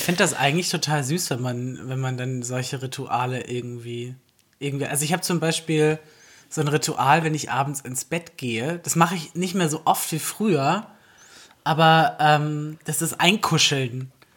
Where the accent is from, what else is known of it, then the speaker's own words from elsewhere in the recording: the South, Southern Germany, Germany; now in Berlin, Germany; ich komme halt aus dem Süden